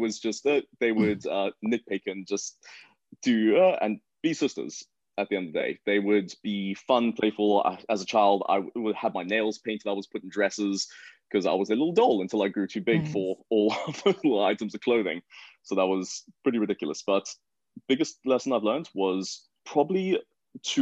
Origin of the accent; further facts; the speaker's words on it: Johannesburg, Gauteng, South Africa; born and raised in Johannesburg